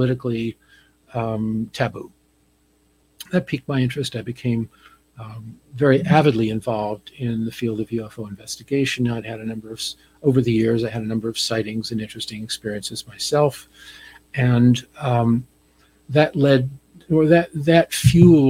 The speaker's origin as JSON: {"language": "English", "region": "New Jersey", "country": "United States", "tie": "born or raised there", "said": "I grew up on the East Coast in New Jersey"}